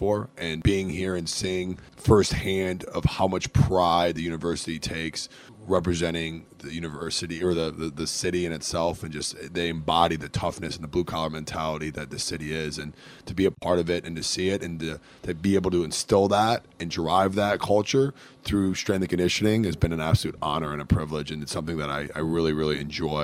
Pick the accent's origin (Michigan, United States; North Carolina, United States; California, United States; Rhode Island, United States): Michigan, United States; Metro Detroit; moved away as an adult; now in Cincinnati, United States; I'm originally from Metro Detroit, about 25 minutes outside of the city, west of the city of Detroit